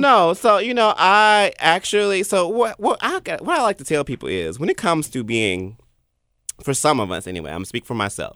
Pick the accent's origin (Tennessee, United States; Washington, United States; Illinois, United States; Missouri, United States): Tennessee, United States; Memphis; I've never lived outside of Memphis